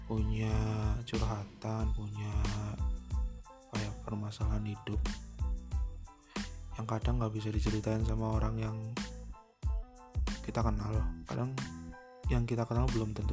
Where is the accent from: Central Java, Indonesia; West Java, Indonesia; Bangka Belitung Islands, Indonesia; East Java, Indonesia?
Central Java, Indonesia; Purwokerto; now in Jakarta, Indonesia; asli gua asalnya dari Purwokerto tinggal di Jakarta